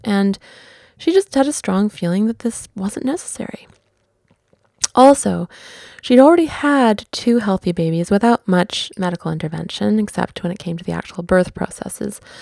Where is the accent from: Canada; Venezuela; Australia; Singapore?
Canada; Vancouver, British Columbia; Vancouver being my hometown